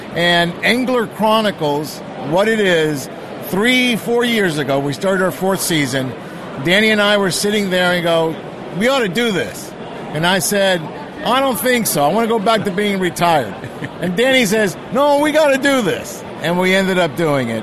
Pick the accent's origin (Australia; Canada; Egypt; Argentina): Argentina; now in California, United States; I was born in Argentina